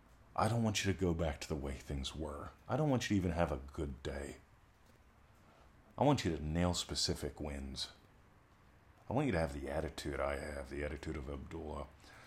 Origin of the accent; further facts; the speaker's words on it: Pennsylvania, United States; She didn't know I had one of them there trees growing up in Pennsylvania, but I did.